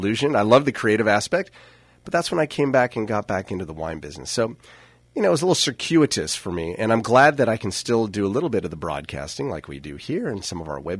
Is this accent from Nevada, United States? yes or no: no; Napa Valley, California, United States; also born or lived in Hollywood, California; I grew up here in Napa Valley in the wine business